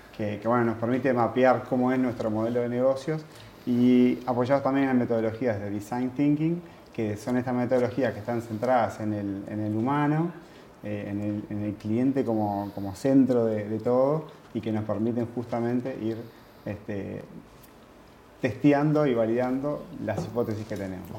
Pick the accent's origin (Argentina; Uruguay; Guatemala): Uruguay; vengo de Uruguay.